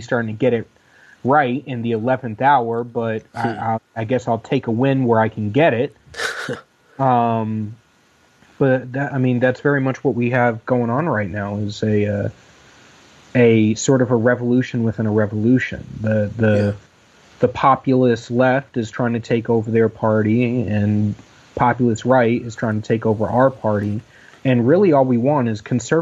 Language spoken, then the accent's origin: English; Dayton, Ohio, United States; I grew up in Dayton, Ohio